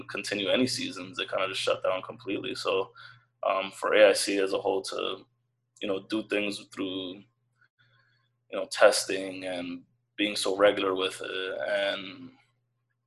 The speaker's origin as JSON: {"language": "English", "region": "Connecticut", "country": "United States", "said": "I'm from Connecticut"}